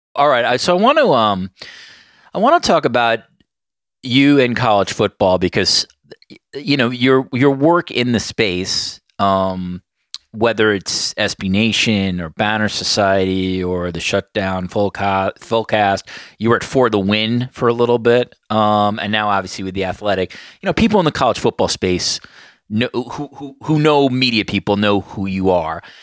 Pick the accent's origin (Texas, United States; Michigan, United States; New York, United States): New York, United States; growing up in New York